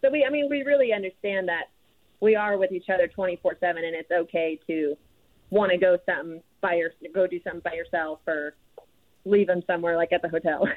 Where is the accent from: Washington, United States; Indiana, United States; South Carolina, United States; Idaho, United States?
Idaho, United States; moved away as an adult; also born or lived in Texas; growing up in Idaho and going to Texas